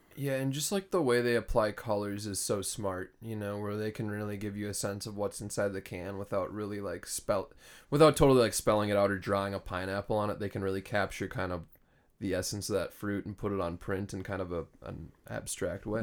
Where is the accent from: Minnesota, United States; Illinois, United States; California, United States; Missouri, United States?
Minnesota, United States; we come from Minnesota